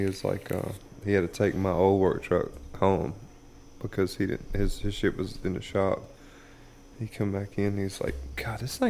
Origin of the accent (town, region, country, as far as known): Wendell, North Carolina, United States